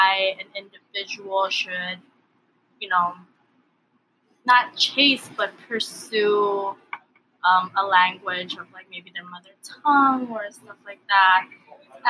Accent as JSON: {"language": "English", "region": "Hawaii", "country": "United States", "tie": "born or raised there", "also_born_or_lived": "Baguio City, Philippines", "first_language": "Tagalog", "second_language": "English", "said": "I was born in Baguio City, Philippines. I came to the U.S., or I came to Hawaii when I was 2 or 3 years old"}